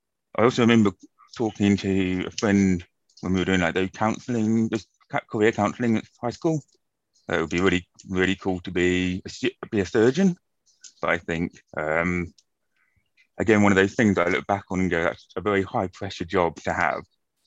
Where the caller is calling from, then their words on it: London, United Kingdom; I'm joining you from London today in the UK.